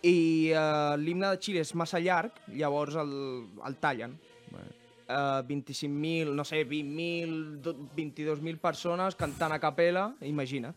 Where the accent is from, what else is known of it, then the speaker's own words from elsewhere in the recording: Terrassa, Catalonia, Spain; vam néixer aquí a Terrassa